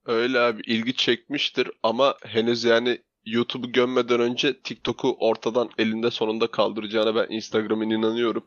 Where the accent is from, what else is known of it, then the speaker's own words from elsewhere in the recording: Black Sea Region, Turkey; Biz Karadenizliyiz, horon teperiz.